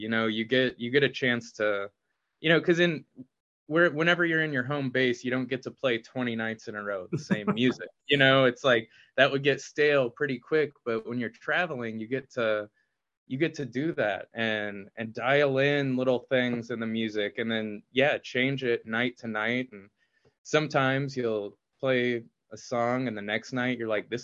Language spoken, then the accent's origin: English; Indianapolis, Indiana, United States; I hope it's like a gift to my hometown